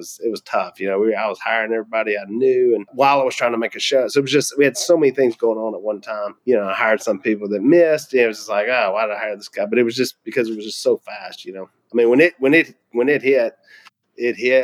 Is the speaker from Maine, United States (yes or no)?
no; Louisiana, United States; we're successful from Louisiana